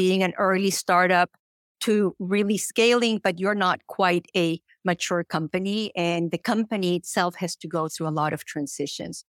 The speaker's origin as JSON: {"language": "English", "country": "Colombia", "moved": "as an adult", "lives_now": "United States", "said": "I'm originally from Colombia"}